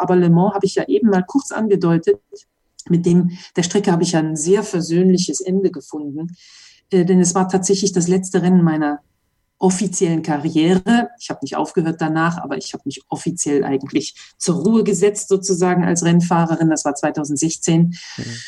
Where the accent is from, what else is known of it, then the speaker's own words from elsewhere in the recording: Mönchengladbach, North Rhine-Westphalia, Germany; moved away as an adult; now in Monaco; Ich bin also in Mönchengladbach-Reit in der Autowerkstatt aufgewachsen